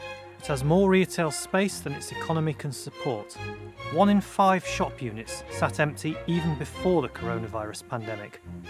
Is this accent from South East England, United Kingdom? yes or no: no; Doncaster, Yorkshire and the Humber, United Kingdom; This is the story of Doncaster, my hometown.